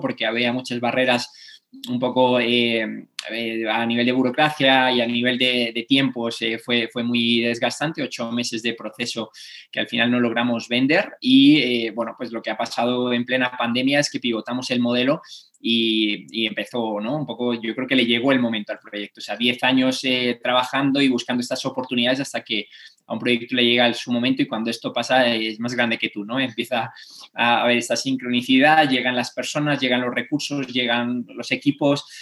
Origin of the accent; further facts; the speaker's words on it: Cantabria, Spain; Cantabria, mi tierra